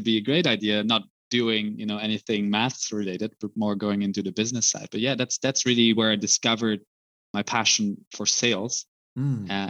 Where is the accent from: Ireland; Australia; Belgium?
Belgium; Brussels, Brussels-Capital Region; moved away as an adult; also born or lived in Zurich, Switzerland / Munich, Germany; now in Amsterdam, Netherlands; as a small boy growing up in Brussels